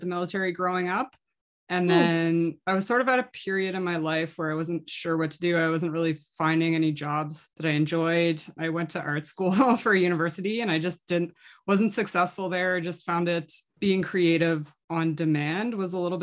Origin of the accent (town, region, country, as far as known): Nova Scotia, Canada; born or raised there; moved away